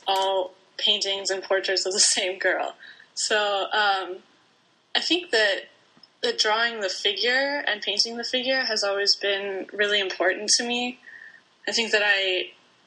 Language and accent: English; Bloomington, Indiana, United States; I grew up in Bloomington, Indiana